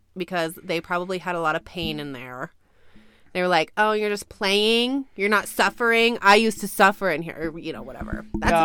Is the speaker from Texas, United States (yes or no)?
no; Ojai, California, United States; born or raised there